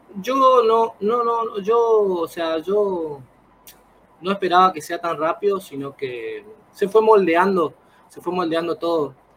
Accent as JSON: {"language": "Spanish", "town": "El Colorado", "region": "Formosa", "country": "Argentina", "said": "yo soy del Colorado Formosa"}